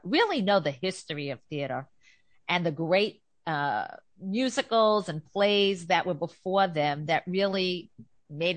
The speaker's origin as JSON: {"language": "English", "region": "New York", "country": "United States", "said": "as a New Yorker"}